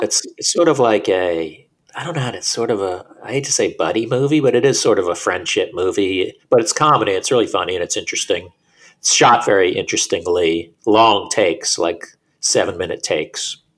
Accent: Florida, United States; moved away as an adult; now in New York, United States; I was born in New York. I lived in New York till I was eight. Then I moved to Florida when I was eight, and then moved back when I was twenty something.

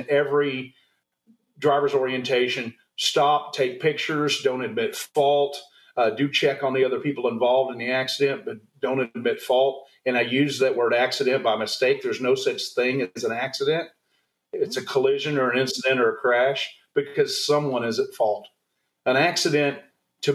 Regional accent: Texas, United States; moved away; I'm originally from Texas, did a lot of time in the Air Force

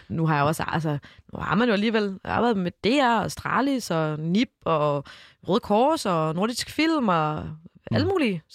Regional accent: Odense, Southern Denmark, Denmark; jeg er jo både lavet og født og opvokset i Odense

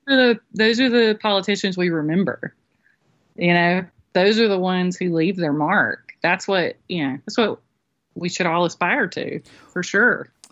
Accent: Moultrie, Georgia, United States; moved away as an adult; now in Florida, United States; I grew up in Moultrie

